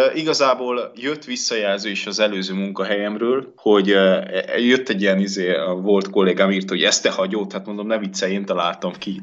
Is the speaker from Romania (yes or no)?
yes; Transylvania, Romania; én erdélyi vagyok